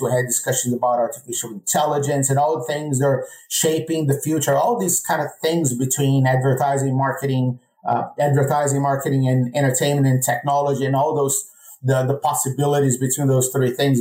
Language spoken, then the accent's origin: English; Brazil; moved away as an adult; now in United States